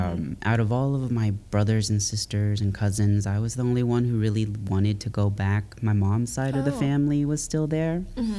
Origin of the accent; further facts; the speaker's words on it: Dallas, Texas, United States; But I'm born and raised in Dallas, Texas.